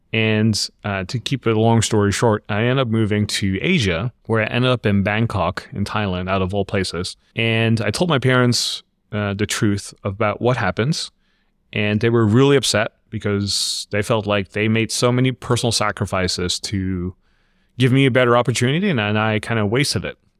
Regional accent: Netherlands; moved away as an adult; also born or lived in refugee camp, Philippines / Los Angeles, United States; about six months old, we end up immigrating to the Netherlands, where I grew up.

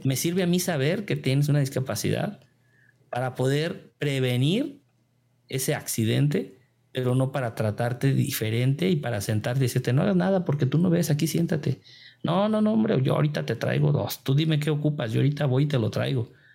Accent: Tequila, Jalisco, Mexico; trabajé pues en, mi pueblo, allá en Tequila, Jalisco

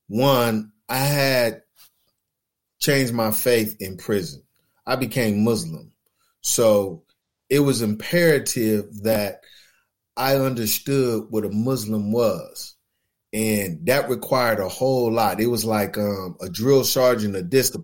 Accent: Los Angeles, California, United States; I grew up in West Los Angeles

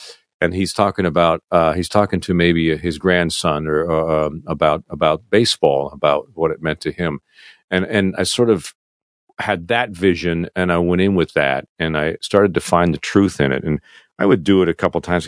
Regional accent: Canada; moved away as an adult; as a, an expat, an ex-Canadian, in my home country

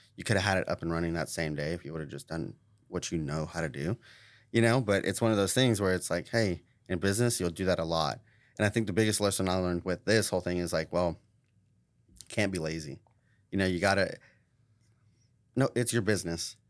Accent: Tulsa, Oklahoma, United States; born or raised there

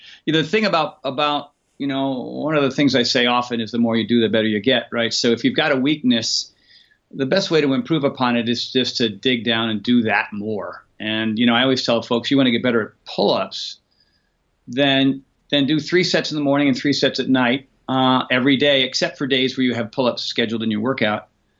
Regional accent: Rhode Island, United States; now in California, United States; shortly after that, you know, I moved out to California from Rhode Island, Connecticut area.

